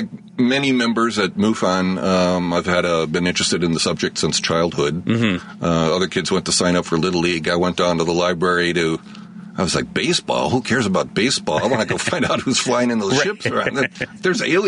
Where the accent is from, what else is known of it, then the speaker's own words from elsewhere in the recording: Chicago, Illinois, United States; Well, I grew up here in Chicago. I grew up on the South Side. Currently, I live out in the burbs